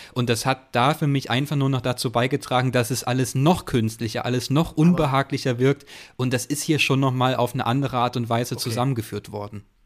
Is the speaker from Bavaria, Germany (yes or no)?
no; Chemnitz region, Saxony, Germany; ich komme so aus der Chemnitzer Region